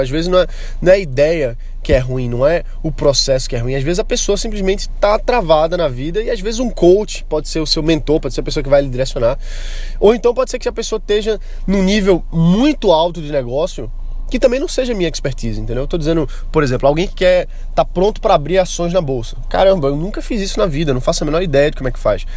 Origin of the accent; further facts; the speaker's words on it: Brazil; o nosso potencial como brasileiros